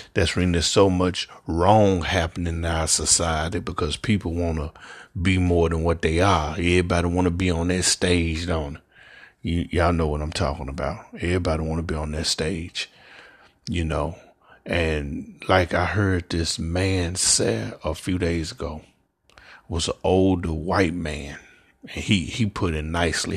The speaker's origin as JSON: {"language": "English", "town": "Memphis", "region": "Tennessee", "country": "United States", "tie": "born or raised there", "said": "I'm from Memphis, Tennessee, born and raised."}